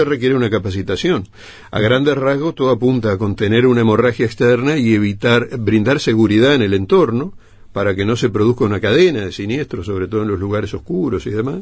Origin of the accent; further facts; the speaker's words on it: Uruguay; Nosotros tenemos colectivamente como uruguayos, somos transgresores